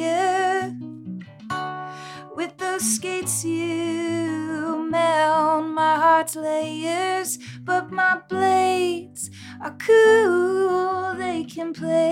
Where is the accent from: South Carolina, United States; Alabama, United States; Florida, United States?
Florida, United States; Fort Lauderdale; No, I'm not. I'm from Florida, Fort Lauderdale. It's like, I didn't really grow up in Fort Lauderdale, but I found myself in Fort Lauderdale. So I feel like that's my home, basically.